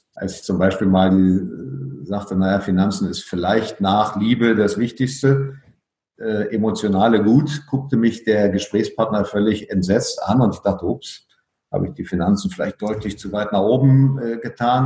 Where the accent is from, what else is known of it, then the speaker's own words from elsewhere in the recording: Berlin, Germany; moved away as an adult; also born or lived in Frankfurt am Main / Cottbus / Munich / Riga; Als in Berlin aufgewachsener ähm, war ich ja ständig um umgeben von der Grenze.